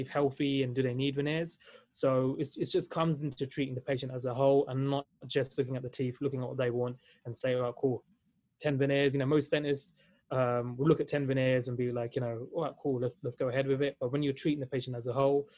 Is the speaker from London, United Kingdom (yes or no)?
yes; London, United Kingdom; also born or lived in Valencia, Spain; I was born and raised in London, UK